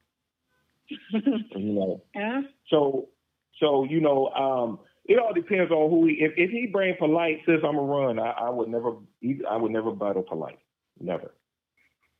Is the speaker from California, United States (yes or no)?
yes; Los Angeles, California, United States; I'm from Los Angeles, and the hospital that I was born at is called Killer King